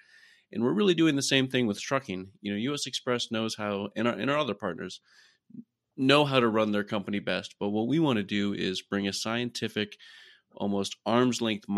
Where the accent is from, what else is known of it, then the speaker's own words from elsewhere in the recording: Iowa, United States; I'm from Iowa originally, grew up around farming